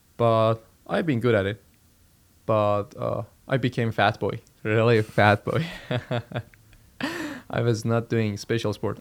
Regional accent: Iran; moved away as an adult; I'm Iranian. I'm from Iran.

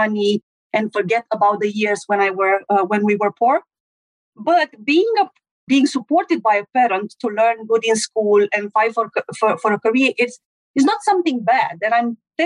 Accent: Romania; I'm from Romania

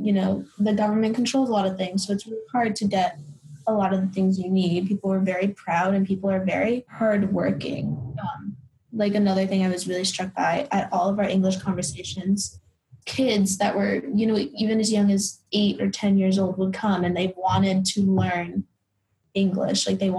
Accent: Florida, United States; I'm from Florida and Mike thinks it's funny, because a lot of people don't really like Florida, but, like, I'm just so proud of being from Florida.

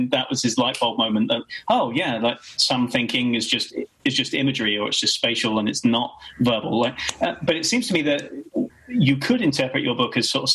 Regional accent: Kent, South East England, United Kingdom; I grew up in Kent, right, 20 miles from France

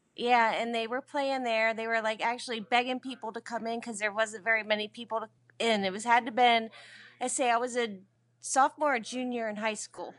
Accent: Dillsburg, Pennsylvania, United States; my hometown is Dillsburg

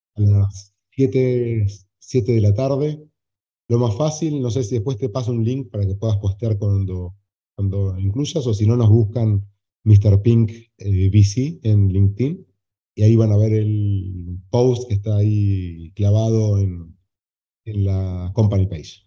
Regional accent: Argentina; moved away as an adult; also born or lived in Chile / Colombia / United States; now in Uruguay; ahora vivo en Uruguay, soy argentino, he vivido en Chile, he vivido un tiempo corto en Colombia

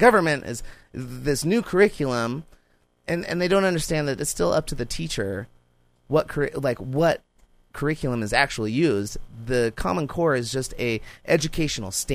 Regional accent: Montana, United States; also born or lived in Alaska; I moved back from Alaska, you know, in sixth grade. When I came to schools in Montana

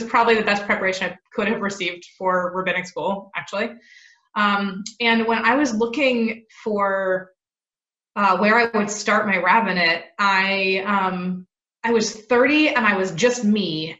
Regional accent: Seattle, Washington, United States; moved away as an adult; also born or lived in Santa Barbara, California / Los Angeles, California; now in Charlotte, United States; I grew up in Seattle, Washington. And I'm a card-carrying West Coast kid, moved to Santa Barbara in California for college, and then lived in Los Angeles

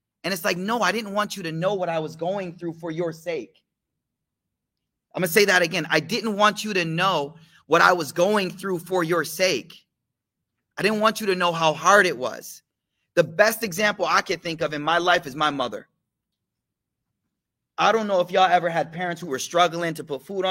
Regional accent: United States; as an American young man

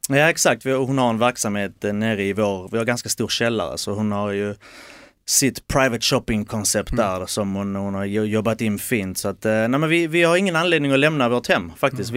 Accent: Malmö, Skåne, Sweden; moved away as an adult; also born or lived in south of Helsingborg; now in near Helsingborg, Sweden; Malmö är ju hemma. Det är där jag är uppväxt, det är där jag är född.

